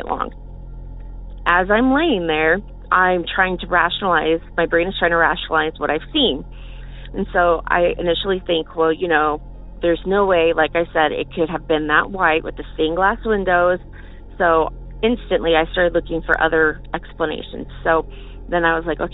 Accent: Morrill, Kansas, United States; moved away; I grew up in Northeast Kansas, a small town by the name of Morrill.

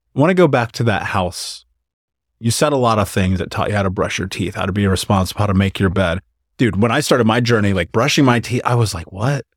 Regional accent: Indiana, United States; moved away as an adult; I left Indiana at 29.

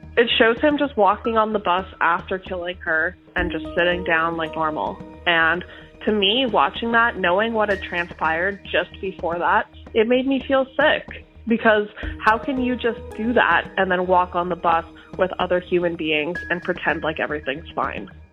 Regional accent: Winnipeg, Manitoba, Canada; I am from Winnipeg, Manitoba, Canada. And I grew up just in the southern end of Winnipeg.

